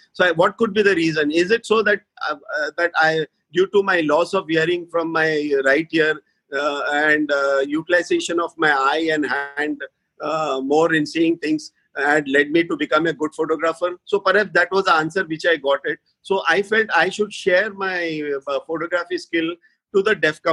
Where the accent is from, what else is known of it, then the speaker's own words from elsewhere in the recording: Mumbai, Maharashtra, India; I'm basically from born and brought up in Bombay